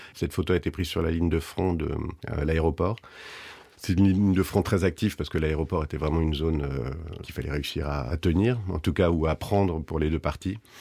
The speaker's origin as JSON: {"language": "French", "country": "France", "said": "je suis français"}